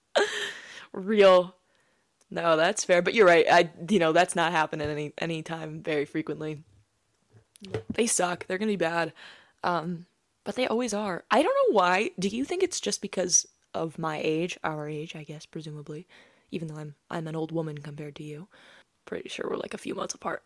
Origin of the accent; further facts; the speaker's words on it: Maine, United States; I'm from Maine